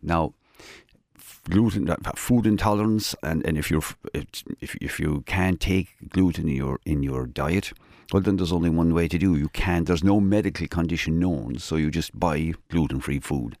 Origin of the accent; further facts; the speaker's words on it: Kerry, Munster, Ireland; moved away as an adult; now in Cork, Ireland; I came from Kerry, uh, twenty-five years ago